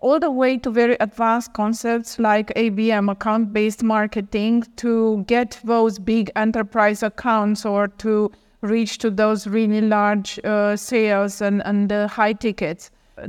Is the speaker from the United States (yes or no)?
no; Romania; I am originally from Romania